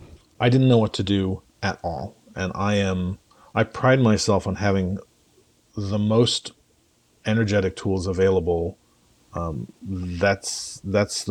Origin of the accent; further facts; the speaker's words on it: England, United Kingdom; culturally, I'm English